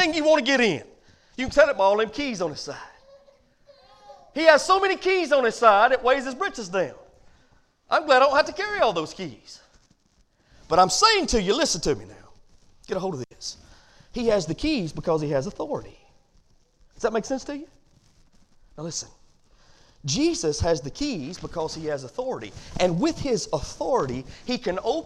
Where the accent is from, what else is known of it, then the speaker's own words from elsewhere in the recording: United States; as Americans